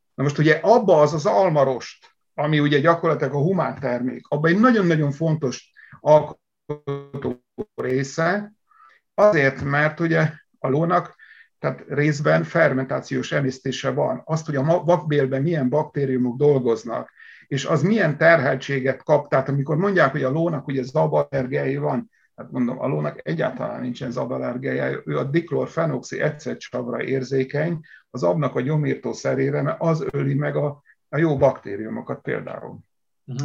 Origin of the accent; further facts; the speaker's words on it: Szabolcs-Szatmár-Bereg, Hungary; én Szatmárból származom